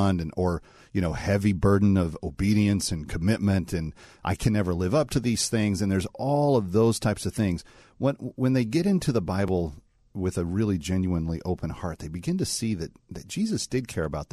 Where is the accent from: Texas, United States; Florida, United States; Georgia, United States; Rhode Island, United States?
Texas, United States; Fort Worth; now in New York City, United States; we are both Texans and we come from the Dallas-Fort Worth area, I claim Fort Worth as home